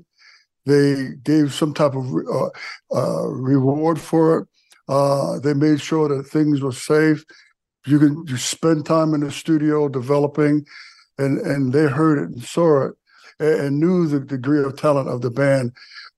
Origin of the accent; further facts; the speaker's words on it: Jersey City, New Jersey, United States; I'm from the Midtown, I'm from Bergen, Lafayette, Lafayette